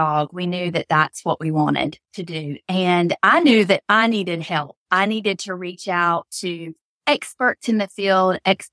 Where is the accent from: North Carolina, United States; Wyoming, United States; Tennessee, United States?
North Carolina, United States; I'm from North Carolina